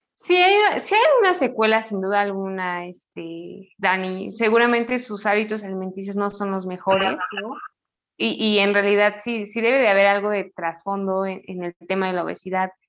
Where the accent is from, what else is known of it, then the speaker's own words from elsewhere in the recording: Mexico; yo soy mexicana